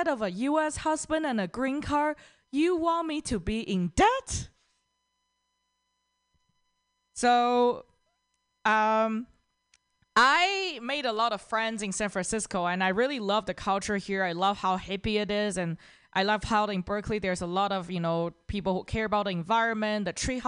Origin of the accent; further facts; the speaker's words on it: Toronto, Ontario, Canada; from Toronto